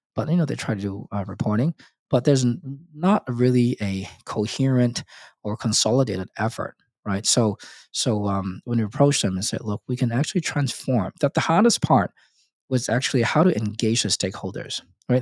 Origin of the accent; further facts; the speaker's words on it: Hong Kong; moved away as an adult; also born or lived in Australia / United States; I was born in and raised in Hong Kong